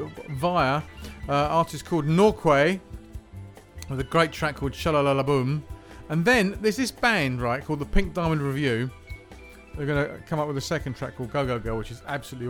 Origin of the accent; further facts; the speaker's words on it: England, United Kingdom; We're English